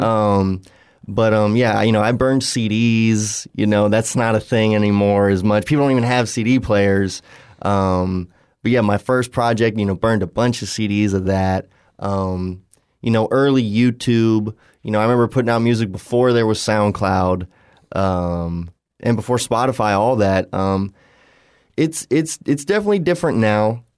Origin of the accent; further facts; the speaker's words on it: Southwest Florida, United States; we're all from Southwest Florida, but now we're all over the country